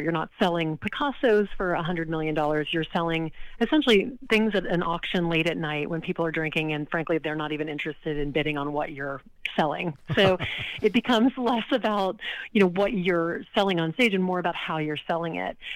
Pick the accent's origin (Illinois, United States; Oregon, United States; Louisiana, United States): Louisiana, United States; Lake Charles; now in New York City, United States; I grew up in Lake Charles, Louisiana, not New Orleans